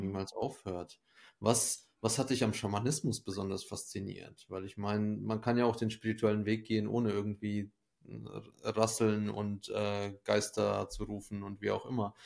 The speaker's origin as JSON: {"language": "German", "country": "Ukraine", "tie": "born or raised there", "moved": "yes", "said": "Ich komme ja selber aus der Ukraine, bin da geboren"}